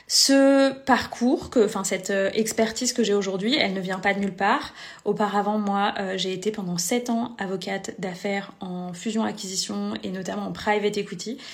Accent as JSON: {"language": "French", "town": "Vannes", "region": "Brittany", "country": "France", "tie": "born or raised there", "also_born_or_lived": "Lyon region", "moved": "as an adult", "said": "je vis actuellement à Vannes en Bretagne, là où j'ai grandi"}